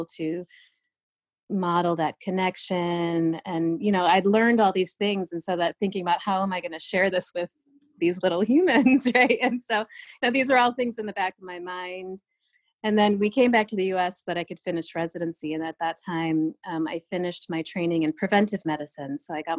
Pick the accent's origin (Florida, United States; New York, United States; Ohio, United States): New York, United States; when I was growing up as an Indian kid in this small town in upstate New York